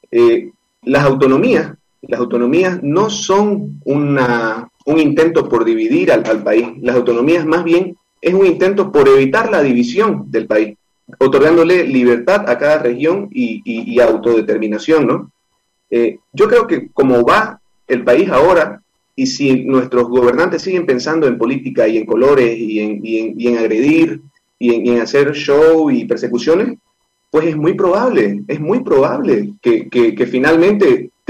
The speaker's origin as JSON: {"language": "Spanish", "country": "Bolivia", "said": "Podemos pensar diferentes, podemos tener diferentes culturas, pero, pero como bolivianos nos tenemos esa estima."}